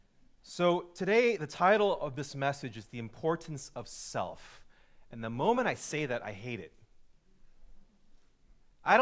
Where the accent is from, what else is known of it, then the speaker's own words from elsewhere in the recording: Chicago, Illinois, United States; moved away as an adult; also born or lived in Glenview, Illinois / Wilmette, Illinois / Evanston, Illinois; now in Los Angeles, United States; I grew up in Chicago, in the city, and then when I was about fourth grade, moved to the burbs, spent my life Glenview, Wilmette, that area